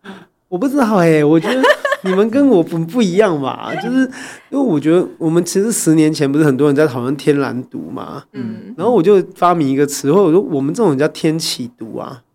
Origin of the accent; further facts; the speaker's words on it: Taiwan; 作为台湾人啊，我觉得我们有个很